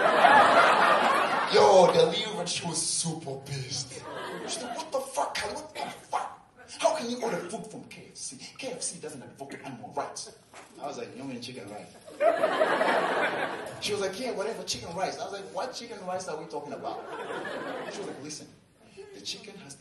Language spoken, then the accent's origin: English; Tanzania; I'm from Tanzania. We have the highest mountain, Kilimanjaro